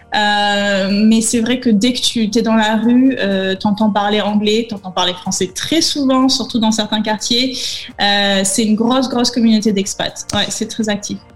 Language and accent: French; Nice, Provence-Alpes-Côte d'Azur, France; moved away as an adult; also born or lived in Paris; now in Amsterdam, Netherlands; je viens de Nice, dans le sud, là où il fait chaud